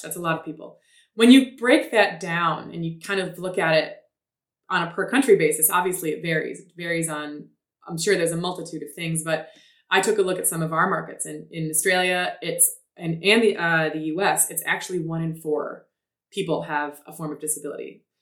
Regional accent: Detroit, Michigan, United States; I was born in Detroit

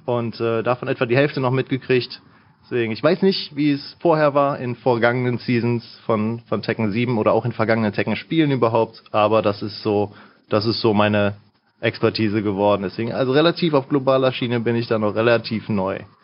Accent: Mönchengladbach, North Rhine-Westphalia, Germany; ich komme hier aus der Gegend tatsächlich

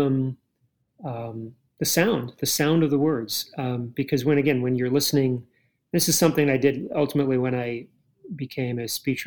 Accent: Cape Cod, Massachusetts, United States; I grew up on Cape Cod

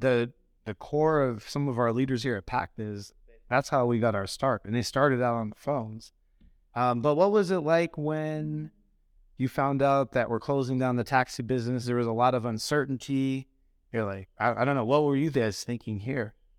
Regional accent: Phoenix, Arizona, United States; moved away; I grew up in Phoenix

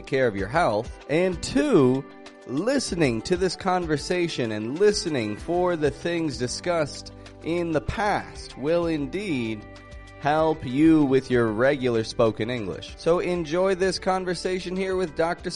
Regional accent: Toronto, Ontario, Canada; now in Mexico; I'm from Toronto, Canada

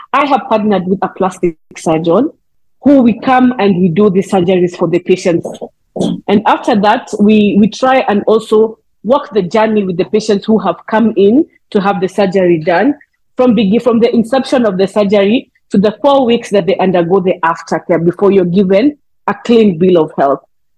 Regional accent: South Africa; I'm from South Africa.

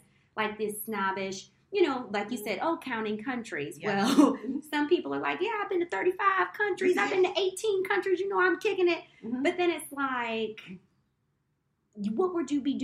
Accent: United States; moved away; being an American abroad

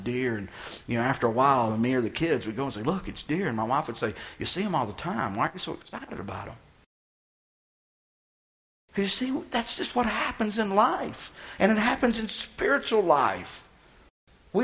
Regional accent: Texas, United States; moved away; I'm from Texas

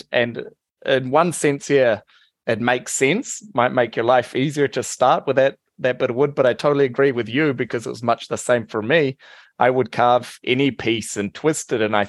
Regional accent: New Zealand; I'm from New Zealand, and there's a lot of apple orchards

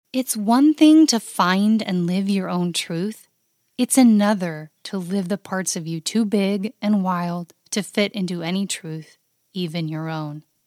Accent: the West, Utah, United States; moved away as an adult; I was a true West born and bred in the West girl. I grew up on a ranch in the mountains.

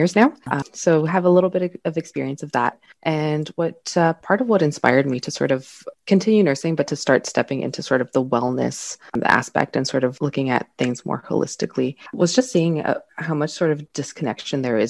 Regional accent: Toronto, Ontario, Canada; I grew up in Scarborough, Ontario, so the east part of Toronto

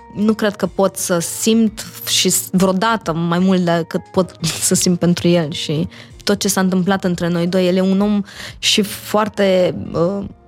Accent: Iași, Iași County, Romania; moved away; also born or lived in Bucharest; am copilărit eu la Iași

